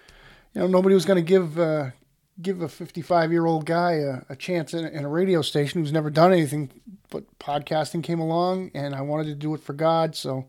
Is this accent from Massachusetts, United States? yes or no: yes; Worcester, Massachusetts, United States; You know, I started out when I was a kid. I loved talk radio. I grew up outside of Worcester, Massachusetts.